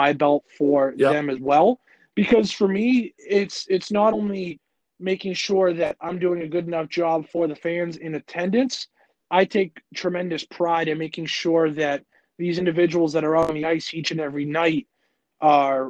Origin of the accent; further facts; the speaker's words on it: New England, United States; growing up in New England